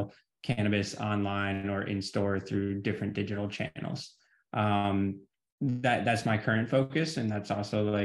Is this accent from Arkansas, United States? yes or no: no; Michigan, United States; also born or lived in California / Oregon; I am from Michigan.